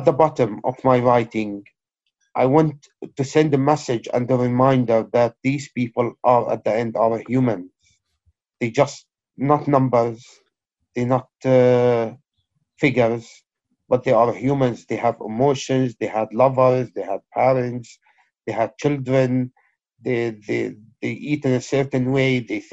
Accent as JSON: {"language": "English", "town": "Aleppo", "region": "Aleppo Governorate", "country": "Syria", "tie": "born or raised there", "also_born_or_lived": "Kobani", "moved": "as an adult", "lives_now": "United Kingdom", "said": "I'm originally Syrian Kurd from the or originated from the town of Kobani, but born and raised in Aleppo. British Syrian poet who came here in 2003"}